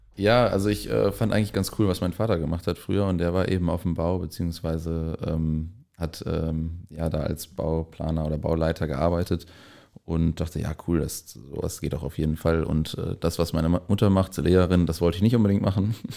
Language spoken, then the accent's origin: German; Lippinghausen, North Rhine-Westphalia, Germany; ich komme auch aus der äh, Nähe hier im kleinen Dorf Lippinghausen